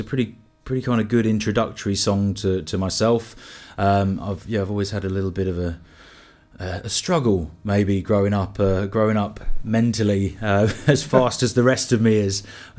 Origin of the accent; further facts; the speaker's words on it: London, United Kingdom; now in Wales; England, is it? {S7} Yeah. Afraid so. Originally kind of West London way. I've kind of lived in and around a fair few places now.